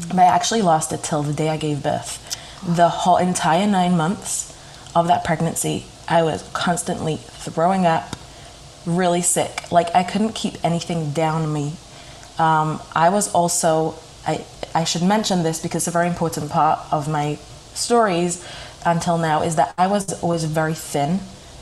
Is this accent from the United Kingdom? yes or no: yes; United Kingdom; moved away as an adult; now in New York, United States; I'm from Britain, and I moved to America to New York exactly 3 months after my wedding